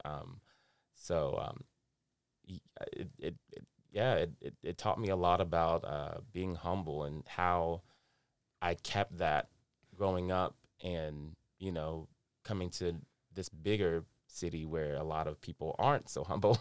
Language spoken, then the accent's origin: English; North Carolina, United States; born and raised in North Carolina, which makes me a Southern boy at heart